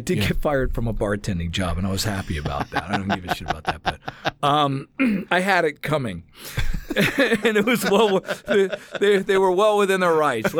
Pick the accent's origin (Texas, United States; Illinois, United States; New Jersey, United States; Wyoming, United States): New Jersey, United States; moved away as an adult; now in Los Angeles, United States; I'm a Jersey boy.